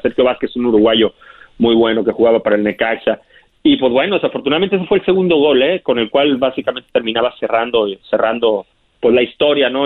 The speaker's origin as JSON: {"language": "Spanish", "town": "Monterrey", "region": "Nuevo León", "country": "Mexico", "tie": "born or raised there", "also_born_or_lived": "Tampico / Guadalajara / Puebla / Celaya", "moved": "as an adult", "lives_now": "Los Angeles, United States", "said": "Yo, yo nací en Tampico, me crié en Monterrey, Nuevo León"}